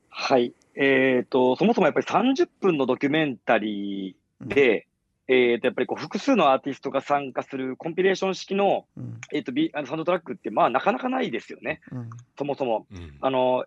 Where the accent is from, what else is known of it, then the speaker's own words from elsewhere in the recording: Kansai, Japan; now in Tokyo, Japan; 私は関西出身